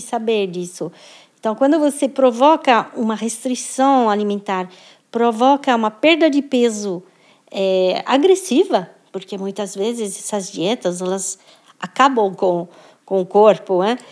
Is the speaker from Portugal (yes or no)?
no; France; now in Brazil; sou, sou francesa, morando no Brasil, sou brasileira também